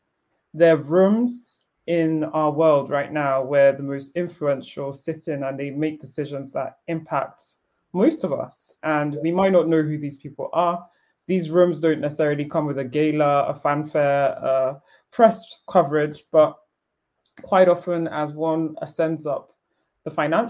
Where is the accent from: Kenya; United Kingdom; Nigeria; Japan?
Nigeria; Lagos; I am Nigerian of origin. I grew up in Lagos, Nigeria, which unfortunately is a poverty capital of the world.